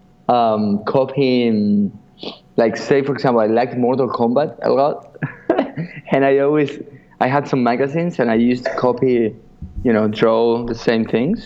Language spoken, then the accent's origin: English; Buenos Aires, Argentina; moved away; also born or lived in Spain; I'm from Buenos Aires, in Argentina